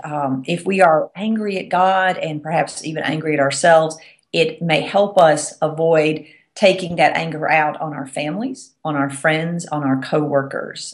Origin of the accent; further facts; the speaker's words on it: the South, United States; accent: Southern; I'm from the South, if you can't tell from my accent.